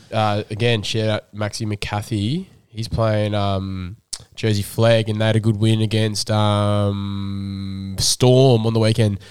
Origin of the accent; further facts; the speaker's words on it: Sydney, New South Wales, Australia; Where I grew up was sort of in the middle of, like, Colavele, Bronte, Waverley, um, m, it was more Bronte, Waverley anyway.